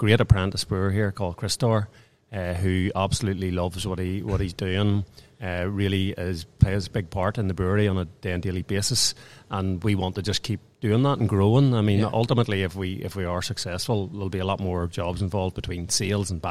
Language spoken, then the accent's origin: English; Lurgan, Northern Ireland, United Kingdom; So it's quite a beautiful place, as we all know, being from here